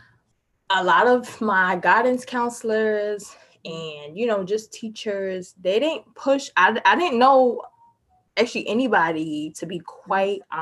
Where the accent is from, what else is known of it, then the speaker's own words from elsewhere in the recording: New York City, New York, United States; I am 24 years old, born and raised in Harlem.